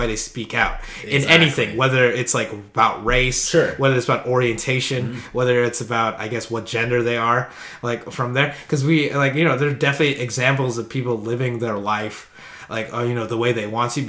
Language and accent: English; Philippines; I'm Filipino.